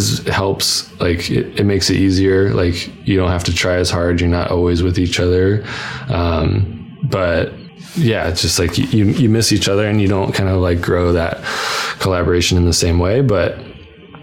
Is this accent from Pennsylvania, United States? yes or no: no; New Hampshire, United States; moved away as an adult; also born or lived in Vermont / Boston; now in San Francisco, United States; I grew up in New Hampshire, went to school in Vermont, I moved to Boston. It's like, I was a New England kid and moved out here